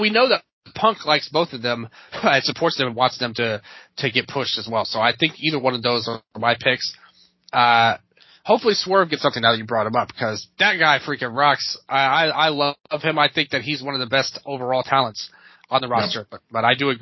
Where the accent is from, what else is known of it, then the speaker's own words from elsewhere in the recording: Memphis, Tennessee, United States; I was born and raised in Memphis, Tennessee